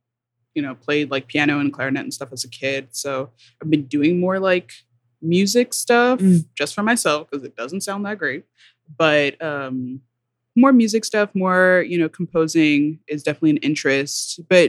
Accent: Kentucky, United States; I'm not from there, but I went to school there. Mm-hmm. I'm from mostly from Kentucky.

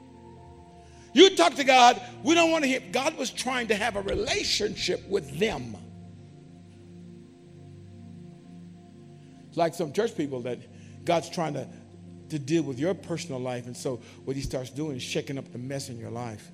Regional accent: California, United States; I grew up in California, and in California, it was common to have earthquakes.

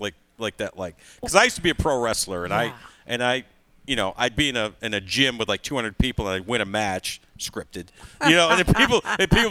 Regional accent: Syracuse, New York, United States; In Syracuse, New York, which is basically my hometown

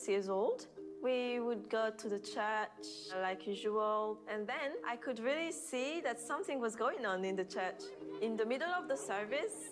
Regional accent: Madagascar; moved away

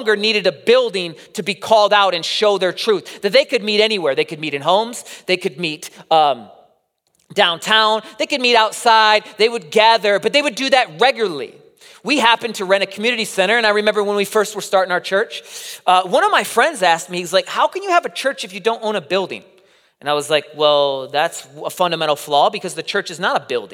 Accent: Midwest, United States; accent: Midwest; in the Midwest, we're so used to everyone speaking our accent as well

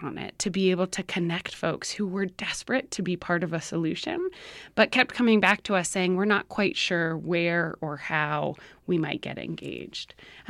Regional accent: Albuquerque, New Mexico, United States; I was born and raised here in Albuquerque. I'm the third of four kids

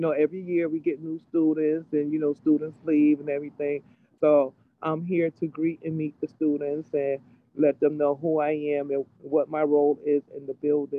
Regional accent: New Haven, Connecticut, United States; I grew up in over on Franklin Street Projects, Farnham Courts. That's where I grew up at. And I lived over there for 18 years.

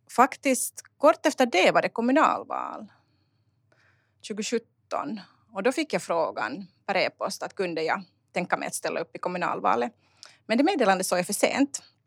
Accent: Uusimaa, Finland; also born or lived in Sjundeå / Kauniainen; jag är helt finlandssvensk

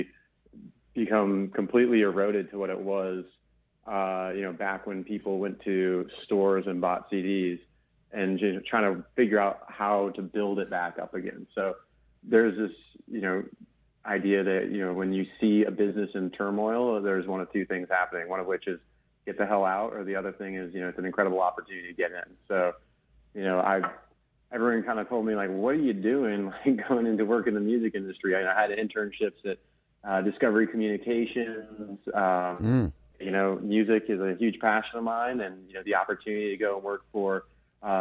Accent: Maine, United States; moved away as an adult; also born or lived in Pennsylvania; I'm this kid from Maine who went to school in Southern Pennsylvania.

